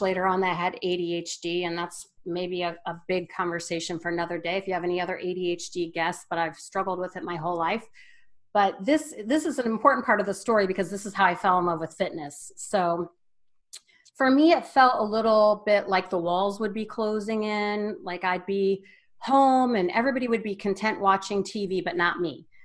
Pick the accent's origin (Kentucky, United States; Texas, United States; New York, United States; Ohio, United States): Ohio, United States; Wadsworth; I'm from a small town, Northeast Ohio, called Wadsworth. It's a suburb of Akron. Growing up, uh, really, we had to drive 15 minutes to get anywhere